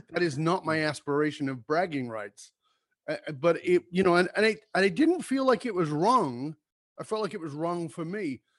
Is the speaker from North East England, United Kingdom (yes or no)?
no; London, United Kingdom; I grew up in London